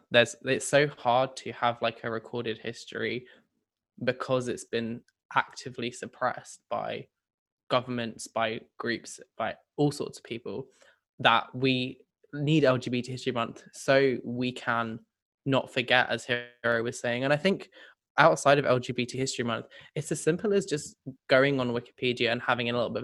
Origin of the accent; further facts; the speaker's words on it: Sydney, New South Wales, Australia; Well, I'm from Sydney